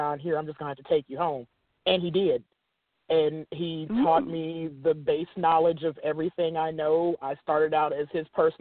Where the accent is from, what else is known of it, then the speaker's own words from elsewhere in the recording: the South, United States; accent: extreme southern; my extreme southern accent